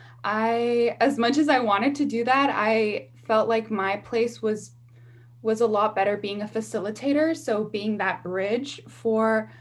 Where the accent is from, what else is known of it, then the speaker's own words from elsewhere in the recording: Los Angeles, California, United States; I born and raised in South Los Angeles